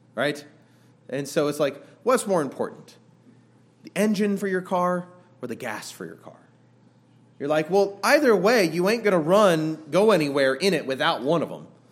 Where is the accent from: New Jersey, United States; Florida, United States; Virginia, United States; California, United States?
California, United States; Southern; I grew up in Southern California